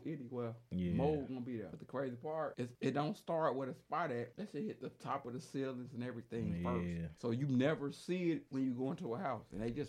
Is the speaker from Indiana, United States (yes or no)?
yes; Gary, Indiana, United States; born or raised there